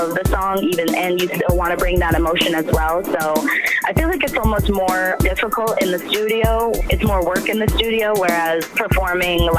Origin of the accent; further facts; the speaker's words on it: Warren, Rhode Island, United States; I grew up in Rhode Island, Warren, Rhode Island